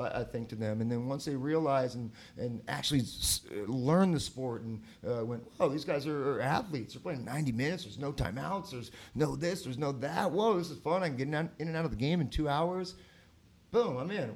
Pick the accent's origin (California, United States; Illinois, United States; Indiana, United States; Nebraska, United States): California, United States; San Diego; moved away as an adult; now in Columbus, United States; I'm from San Diego